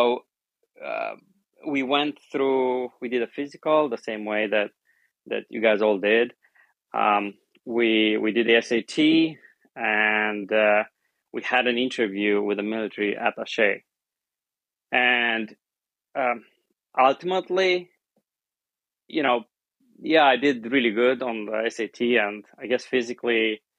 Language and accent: English; Romania; English is a second language; moved away as an adult; I'm coming from Romania.